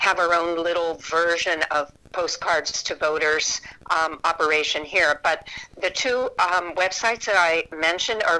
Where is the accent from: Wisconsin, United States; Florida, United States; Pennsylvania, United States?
Pennsylvania, United States; Pittsburgh; moved away; I came from Pittsburgh and a blue-collar worker family